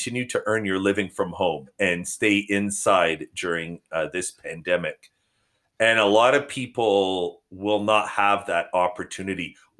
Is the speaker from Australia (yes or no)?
no; Canada; now in United States; You know, one thing about the United States, when I immigrated here from Canada, was I noticed that people did not see personal benefit in containing desperation of surrounding communities.